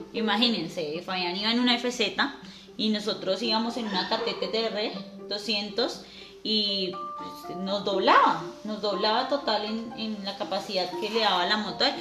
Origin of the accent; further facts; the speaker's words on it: Soacha, Cundinamarca, Colombia; nosotros somos de tierra fría, nosotros somos de cerca a, Bogotá de Soacha, lo que llamarían por acá rolos